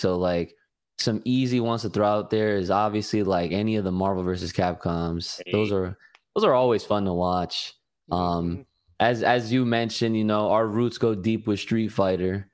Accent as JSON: {"language": "English", "region": "New Jersey", "country": "United States", "said": "I'm from New Jersey"}